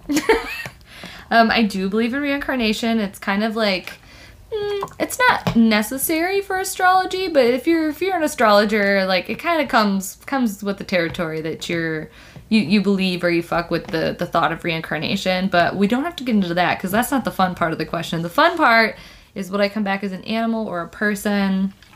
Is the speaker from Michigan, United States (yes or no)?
yes; Detroit, Michigan, United States; I, am from the Midwest. I'm from Michigan, Metro Detroit area. We say pop